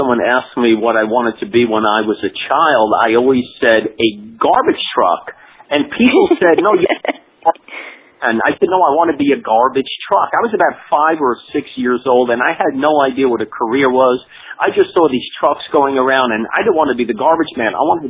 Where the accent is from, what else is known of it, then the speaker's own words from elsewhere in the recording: Hoboken, New Jersey, United States; I'm from a town that Frank Sinatra was born, if you've ever heard of him. Hoboken, New Jersey